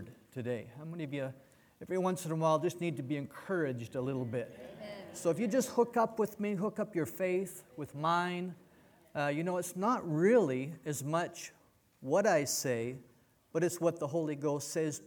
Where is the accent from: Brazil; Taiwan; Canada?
Canada; moved away; also born or lived in United States / Mexico; I was born in Canada. So I'm a Canadian by birth, I'm an American by choice